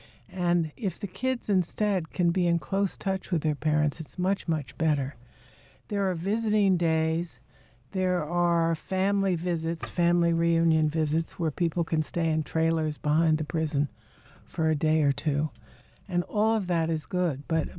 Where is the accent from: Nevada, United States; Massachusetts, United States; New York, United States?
New York, United States; New York City; New York City, in the Bronx.